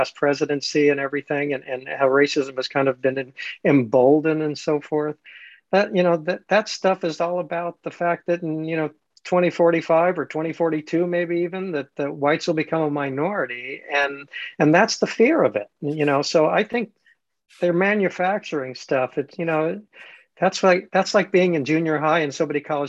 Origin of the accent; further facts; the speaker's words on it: Los Angeles, California, United States; I grew up in Los Angeles